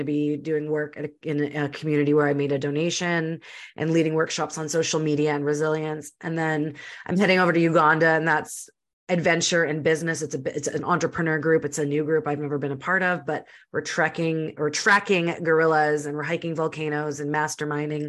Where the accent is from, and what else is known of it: Winnipeg, Manitoba, Canada; born or raised there; now in British Columbia, Canada